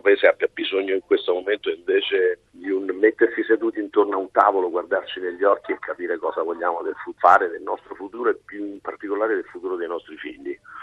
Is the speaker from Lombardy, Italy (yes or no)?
no; Amalfi Coast, Campania, Italy; ho portato la mia ricetta in Costa d'Amalfi e da lì ho declinato i panettoni in tantissimi gusti, utilizzando al meglio gli ingredienti della mia terra